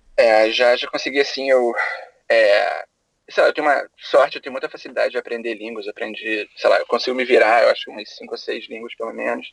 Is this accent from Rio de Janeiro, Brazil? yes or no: yes; Rio de Janeiro, Brazil; moved away as an adult; now in United States; eu sou do Rio, é, eu me formei em design gráfico na PUC do Rio